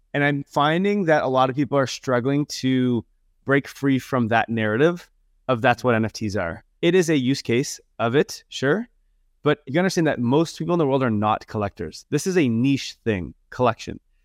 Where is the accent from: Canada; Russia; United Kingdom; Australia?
Canada; accent: super Canadian; I'm from Canada